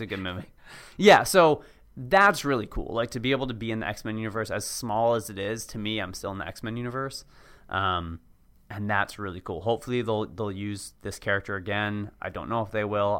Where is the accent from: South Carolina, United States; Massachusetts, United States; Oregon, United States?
Massachusetts, United States; Cambridge; moved away as an adult; also born or lived in Washington, D.C.; now in Los Angeles, United States; I grew up in Cambridge